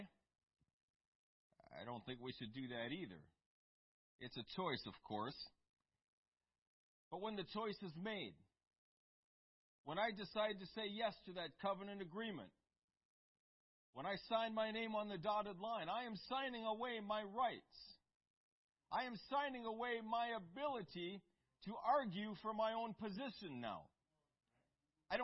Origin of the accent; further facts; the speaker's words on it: United States; for us in the United States, for the sole reason that we grew up on the Constitution